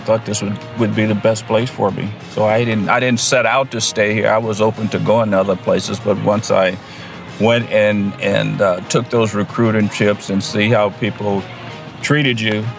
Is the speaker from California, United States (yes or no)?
yes; Oakland, California, United States; I grew up in Oakland.